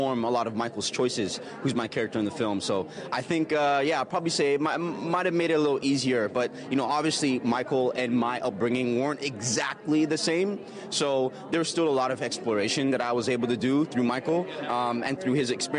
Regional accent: Toronto, Ontario, Canada; growing up in Canada, in Scarborough specifically

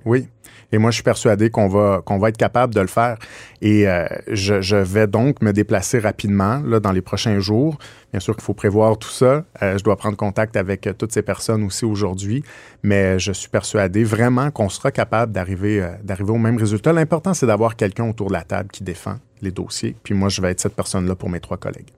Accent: Quebec, Canada; on est québécois

